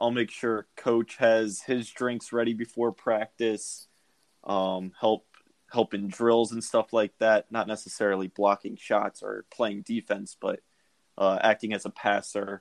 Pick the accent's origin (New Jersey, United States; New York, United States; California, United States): New Jersey, United States; now in Arizona, United States; I am from New Jersey